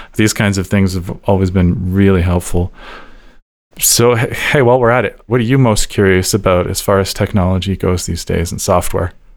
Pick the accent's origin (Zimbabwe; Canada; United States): Canada; Calgary, Alberta; I was born and raised here in Calgary.